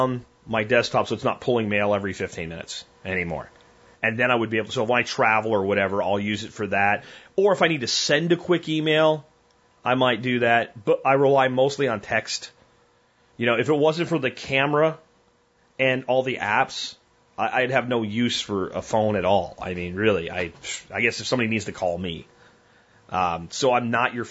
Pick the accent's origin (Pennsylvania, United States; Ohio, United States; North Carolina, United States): Pennsylvania, United States; Pottsville; I'm from central to eastern central Pennsylvania. I'm from a place called Schuylkill County, Pottsville, which is known for Yingling beer